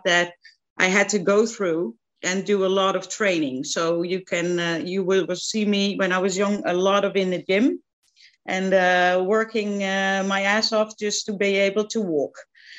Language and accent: English; central Netherlands, Netherlands; moved away; I'm from the Netherlands, like you said, and I grew up in the middle of the country in a very small town